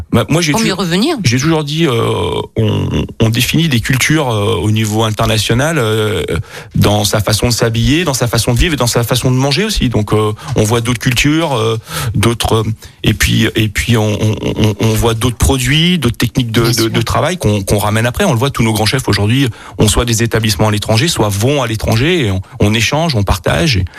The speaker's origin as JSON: {"language": "French", "region": "Bourgogne-Franche-Comté", "country": "France", "tie": "born there", "lives_now": "Grenoble, France", "said": "Donc moi effectivement je suis né en Bourgogne euh, d'une famille euh, voilà qui avait je dirais des, attaches avec avec la bonne bouffe, le vin"}